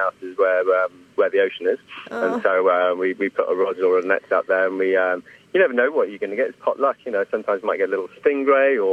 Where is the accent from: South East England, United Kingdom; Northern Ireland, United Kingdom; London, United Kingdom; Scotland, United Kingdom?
London, United Kingdom; now in Port Douglas, Australia; I'm from London.